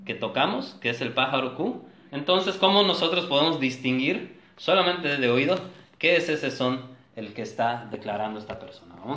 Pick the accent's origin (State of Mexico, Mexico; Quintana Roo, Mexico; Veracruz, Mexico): Quintana Roo, Mexico; Cancún; Yo nací aquí en Cancún